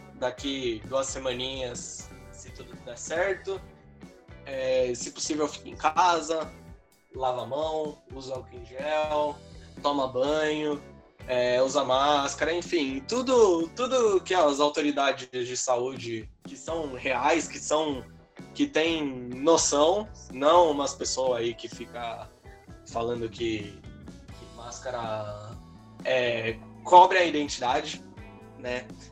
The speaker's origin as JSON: {"language": "Portuguese", "region": "São Paulo", "country": "Brazil", "said": "a gente é de São Paulo"}